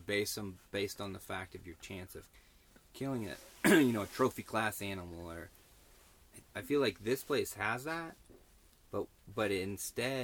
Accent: California, United States; I'm from California

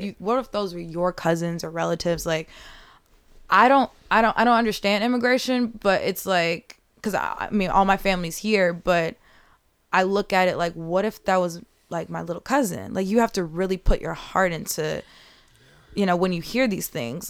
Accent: Chicago, Illinois, United States; me being from the South side of Chicago

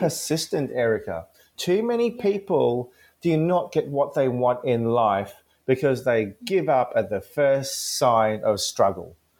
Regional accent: Gold Coast, Queensland, Australia; English is a second language; where I grew up in the Gold Coast in the in the early '90s

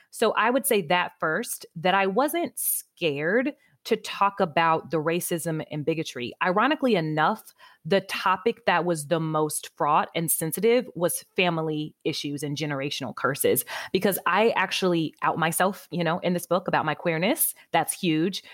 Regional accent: Midwest, United States; moved away as an adult; also born or lived in Greensboro, North Carolina; being a Midwesterner, young, you know, eighteen-year-old something

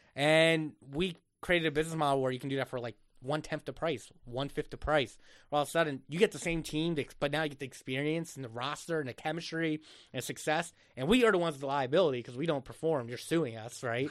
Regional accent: Egg Harbor, New Jersey, United States; moved away as an adult; now in Philadelphia, United States; I grew up literally in the Jersey Shore, um, in Egg Harbor

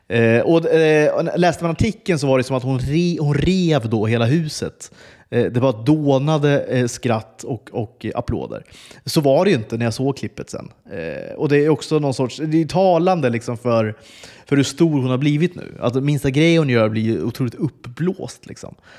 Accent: Flen, Södermanland, Sweden; moved away; also born or lived in Stockholm / Uppsala; jag växte upp i Flen

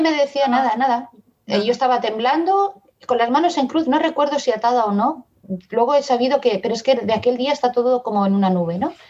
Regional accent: Barcelona, Catalonia, Spain; also born or lived in Madrid; now in Badalona, Spain; Yo soy de Madrid, pero vine a Barcelona muy pequeña, ahora vivo en Badalona

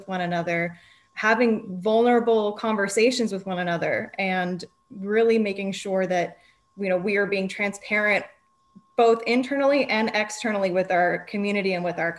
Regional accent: Napa Valley, California, United States; I grew up in the Napa Valley

